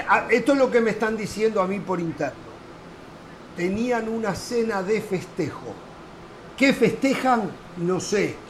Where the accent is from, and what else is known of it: Uruguay